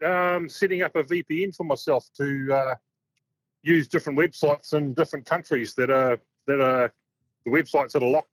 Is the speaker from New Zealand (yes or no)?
yes; New Zealand; also born or lived in Perth, Australia; I am from New Zealand, but I'm actually over in Perth at the moment.